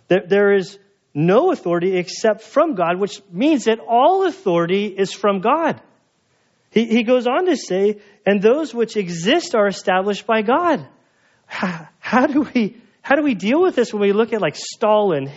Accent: United States; I'm an American

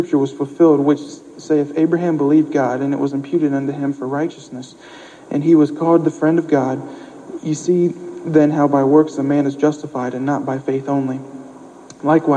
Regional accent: Ohio, United States; also born or lived in Springfield, Missouri; now in Irving, United States; I'm from Ohio

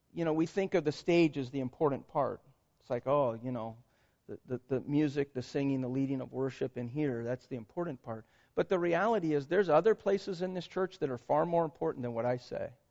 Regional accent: Concord, California, United States; also born or lived in Vacaville; We grew up in Concord

